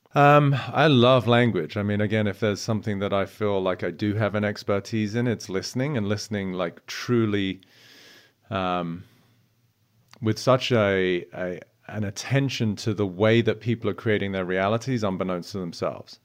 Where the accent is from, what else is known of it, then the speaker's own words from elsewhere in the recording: United Kingdom; I'm British